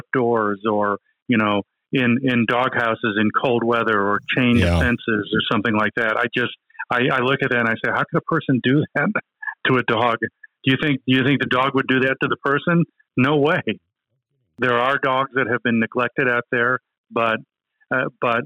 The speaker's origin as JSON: {"language": "English", "region": "Texas", "country": "United States", "said": "I am a Texan. I will always be a Texan. I will live the rest of my life right here in the wonderful Lone Star State."}